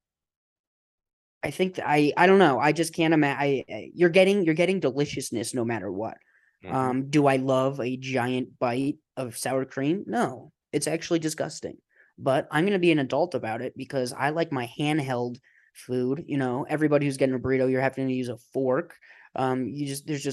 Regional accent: Colorado, United States; Growing up in Colorado

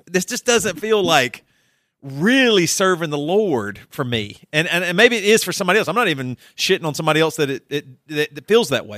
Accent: South Carolina, United States; I come from South Carolina

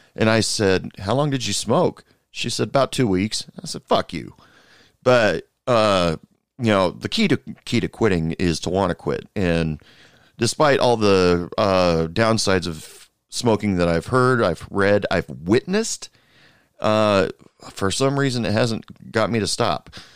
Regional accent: United States; my home country, United States.

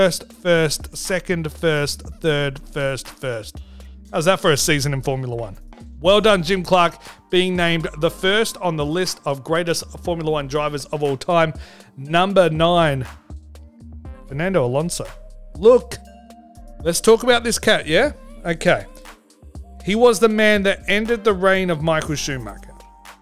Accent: Australia; I'm Australian

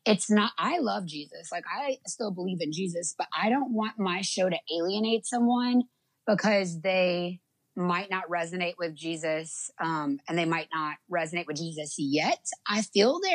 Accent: Lafayette, Louisiana, United States; also born or lived in Florida; I'm from a little town called Lafayette, Louisiana. And that's south.

